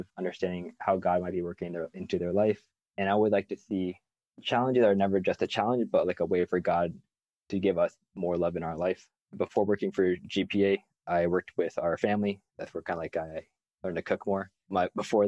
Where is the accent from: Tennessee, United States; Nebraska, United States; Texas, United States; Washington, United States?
Nebraska, United States; Omaha; I'm from Omaha, Nebraska